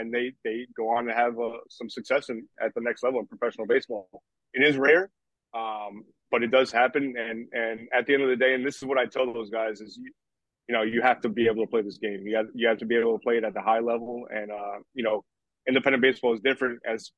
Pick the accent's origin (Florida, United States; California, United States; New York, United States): New York, United States; also born or lived in Puerto Rico; I'm from New York and I used to go to the Long Island Ducks games all the time